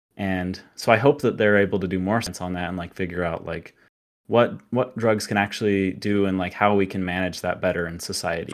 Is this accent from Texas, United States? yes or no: no; Utah, United States; I was actually, uh, born in Utah and grew up in L D S, Mormon.